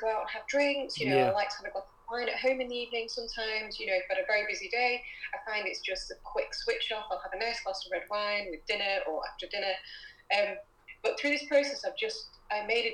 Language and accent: English; Poulton-le-Fylde, North West England, United Kingdom; accent: unplaceable; moved away as an adult; now in Manchester, United Kingdom; I grew up in a town called Poulton-le-Fayolles